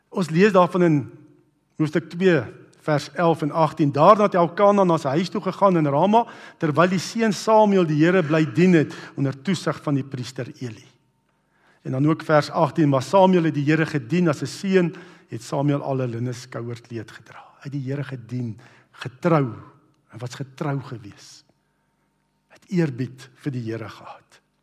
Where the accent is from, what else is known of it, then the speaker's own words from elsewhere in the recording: Brits, North West, South Africa; ek onthou hoe ek groot geword het in Brits